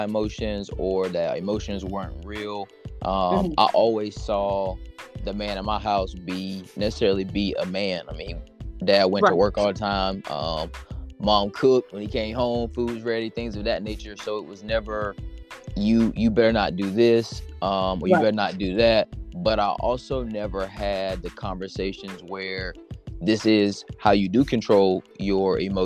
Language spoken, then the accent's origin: English; Chesterfield, South Carolina, United States; I'm from Chesterfield, South Carolina. Everyone knows, a little small town